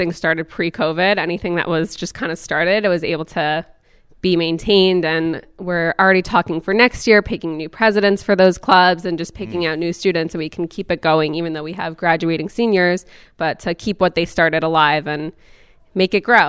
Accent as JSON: {"language": "English", "town": "Passaic", "region": "New Jersey", "country": "United States", "tie": "born or raised there", "said": "I grew up in Passaic"}